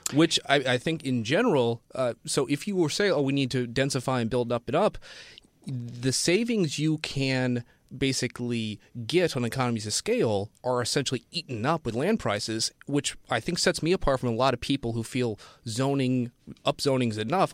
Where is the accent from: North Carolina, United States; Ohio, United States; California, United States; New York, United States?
Ohio, United States; Cincinnati; now in Sunnyvale, United States; my hometown of Cincinnati, Ohio is sixty.